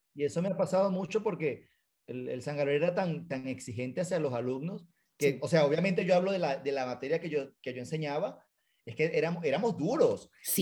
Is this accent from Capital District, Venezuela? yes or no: no; San Joaquín, Carabobo, Venezuela; moved away as an adult; now in United States; yo soy de San Joaquín, Las Panelas